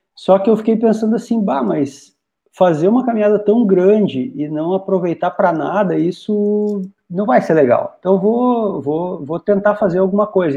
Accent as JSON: {"language": "Portuguese", "town": "Rolante", "region": "Rio Grande do Sul", "country": "Brazil", "tie": "born or raised there", "moved": "as an adult", "lives_now": "Dois Irmãos, Brazil", "said": "Os, ambos naturais de Rolante, eu sou natural de Rolante, Morei em Rolante até bem pouco tempo atrás"}